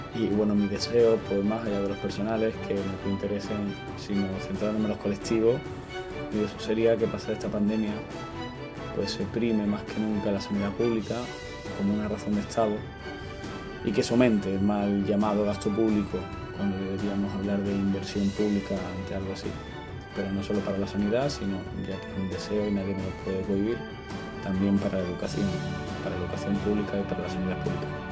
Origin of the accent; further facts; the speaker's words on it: Málaga, Andalusia, Spain; soy de Málaga